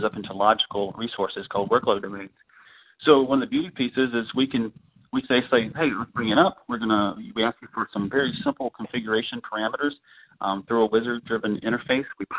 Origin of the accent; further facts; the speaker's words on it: Orlando, Florida, United States; I'm from Orlando